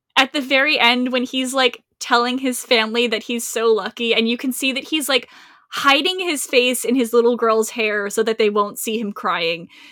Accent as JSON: {"language": "English", "region": "Rhode Island", "country": "United States", "said": "I am from Rhode Island"}